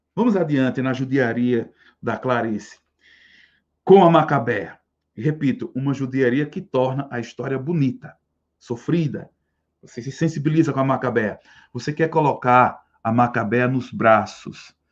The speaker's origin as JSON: {"language": "Portuguese", "region": "Northeast Region", "country": "Brazil", "said": "nós temos orgulho de ser nordestinos"}